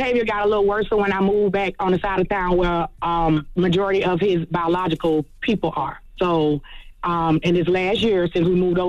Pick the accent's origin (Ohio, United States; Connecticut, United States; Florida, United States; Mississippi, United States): Florida, United States; Jacksonville; I'm from Jacksonville, Florida.